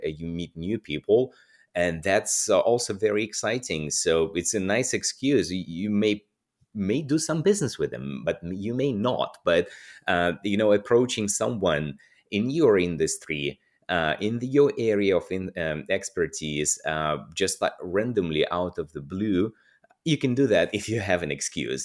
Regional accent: Russia; moved away as an adult; also born or lived in Moscow / Madrid; I'm, I'm Russian. I was born and, and grew up in Russia

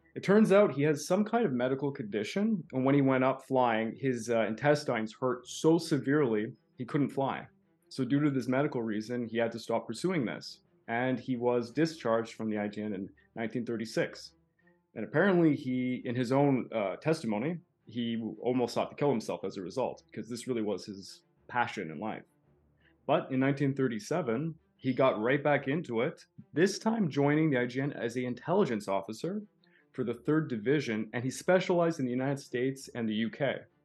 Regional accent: Canada; I'm a Canadian

